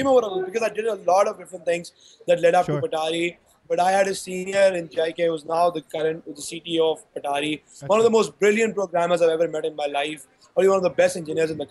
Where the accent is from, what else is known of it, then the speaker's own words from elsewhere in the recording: Karachi, Sindh, Pakistan; I grew up in Karachi in 2005, in my A-level from there